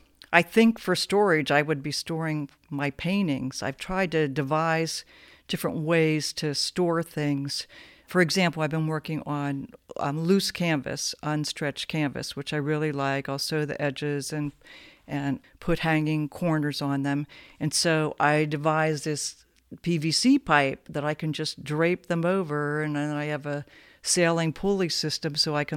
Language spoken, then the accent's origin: English; Sharpsville, Pennsylvania, United States; also born or lived in New Castle, Pennsylvania; Newcastle, Pennsylvania. For 7 years, and then Sharpsville, Pennsylvania, north of Pittsburgh, western PA.